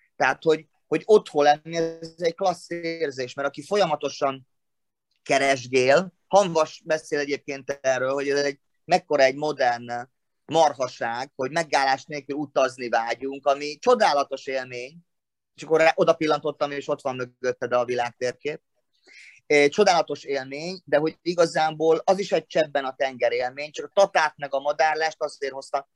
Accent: Szombathely, Vas, Hungary; now in Martonvásár, Hungary; ahol születtem szombathelyen

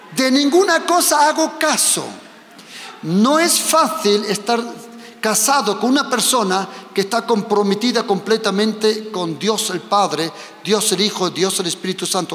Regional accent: Germany; also born or lived in Spain; yo soy español, pero me he crecido en Alemania

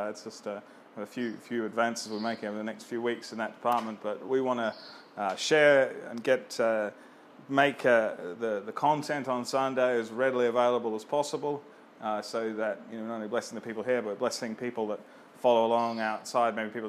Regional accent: Australia; And I was born in Australia, my parents were born in Australia, my grandparents were born in Australia

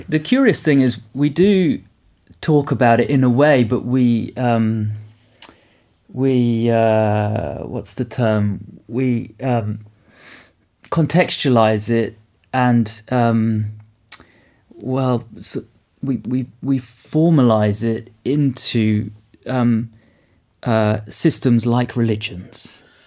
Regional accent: United Kingdom; I come from the United Kingdom. I live in Oxford

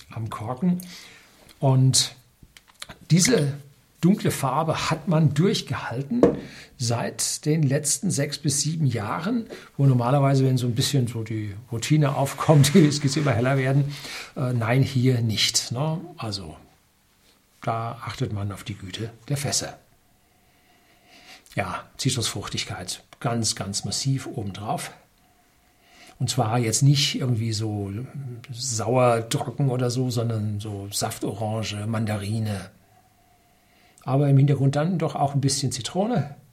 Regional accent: North Rhine-Westphalia, Germany; ich bin im Ruhrgebiet aufgewachsen, da war der Himmel schwefelgelb

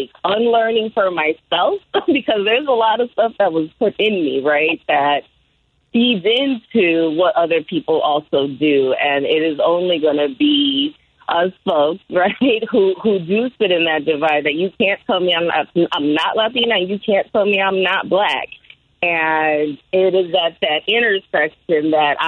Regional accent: Chicago, Illinois, United States; born or raised there; also born or lived in New Orleans, Louisiana

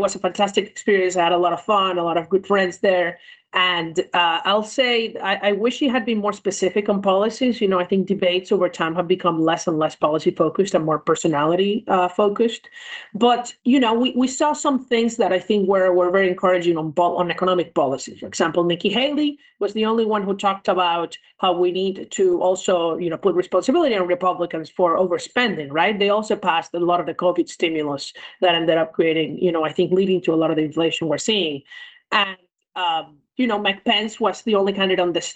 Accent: Venezuela; moved away as an adult; now in New York City, United States; I'm originally from Venezuela

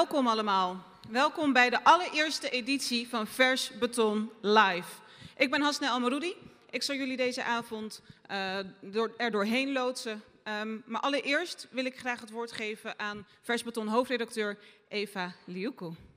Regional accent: Rotterdam, South Holland, Netherlands; Ik ben van Zuid, ik kom van Zuid

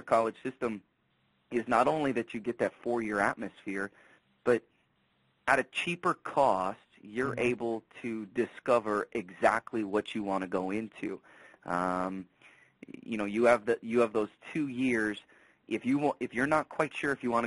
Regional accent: Wisconsin, United States; moved away as an adult; also born or lived in Sheboygan, Wisconsin; now in Dodge City, United States; Growing up in Wisconsin, never knew where Kansas was on the map until I made the move out here

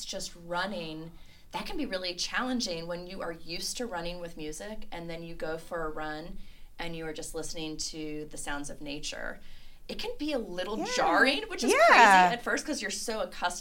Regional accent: Cleveland, Ohio, United States; now in Lexington, United States; growing up in Cleveland, we had really harsh winters

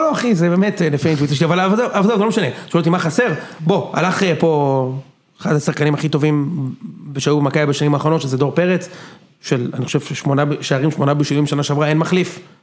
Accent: Israel

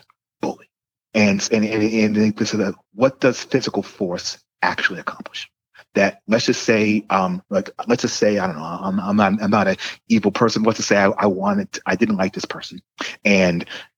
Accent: United States; I'm an American.

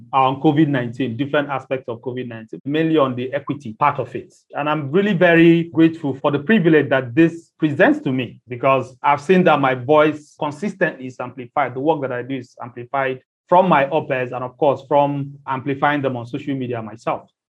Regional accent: Nigeria; I'm Nigerian and I'm based in Nigeria.

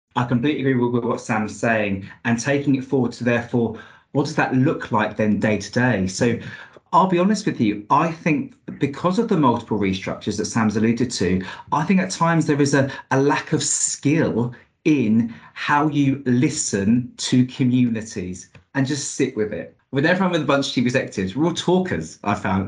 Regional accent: Luton, East of England, United Kingdom; I'm from Luton.

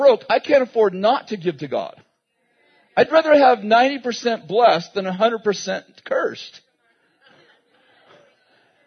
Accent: Weaverville, United States; we grew up in Weaverville and we had obviously cars and stuff, but there's only 3,000 people

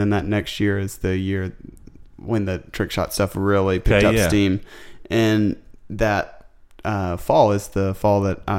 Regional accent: the South, United States; I grew up in the South.

